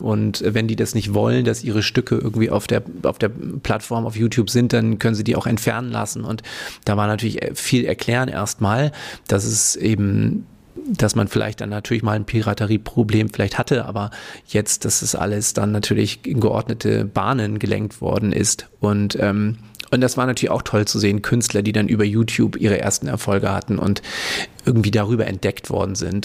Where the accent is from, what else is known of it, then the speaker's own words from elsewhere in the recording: Hamburg, Germany; moved away as an adult; also born or lived in Sydney; now in Berlin, Germany; ich komme ursprünglich aus Hamburg, also Hamburger Jung und äh, da geboren, aufgewachsen